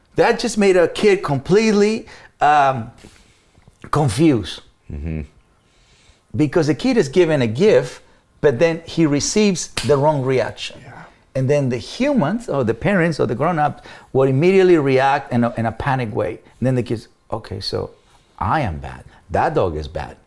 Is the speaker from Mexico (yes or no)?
yes; Mexico; English is a second language; moved away as an adult; now in United States; as a Mexican